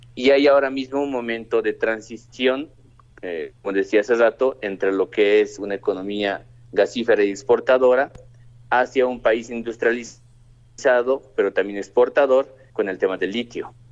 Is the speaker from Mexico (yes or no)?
no; Bolivia